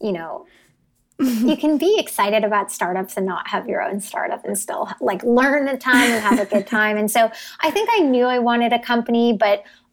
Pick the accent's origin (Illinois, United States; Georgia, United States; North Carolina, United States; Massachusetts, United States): Massachusetts, United States; Boston; moved away as an adult; also born or lived in New York; now in San Francisco, United States; I grew up in the Boston area